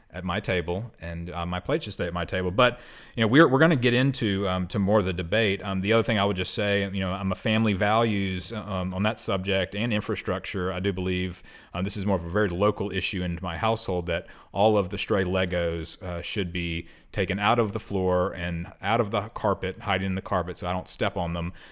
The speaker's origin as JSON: {"language": "English", "region": "London", "country": "United Kingdom", "said": "I'm half Australian, but I'm also from somewhere in England, the southern uh, part of England, in London."}